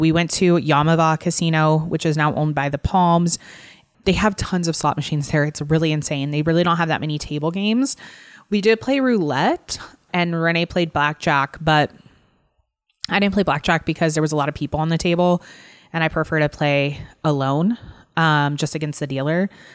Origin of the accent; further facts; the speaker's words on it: Texas, United States; moved away; I grew up in Texas